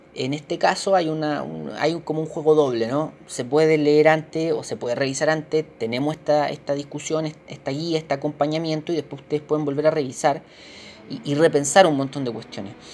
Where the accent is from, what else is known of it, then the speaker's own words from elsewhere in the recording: Chile; nosotros como chilenos